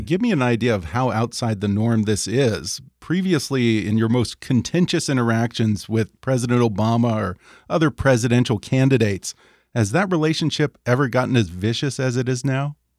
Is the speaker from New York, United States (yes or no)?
no; Texas, United States; now in California, United States; I grew up in Texas